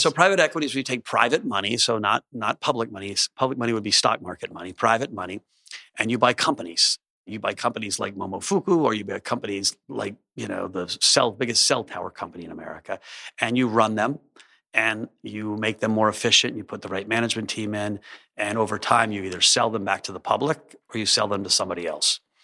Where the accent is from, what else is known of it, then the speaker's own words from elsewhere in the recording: Alexandria, Virginia, United States; I grew up in Alexandria, outside of, uh, D C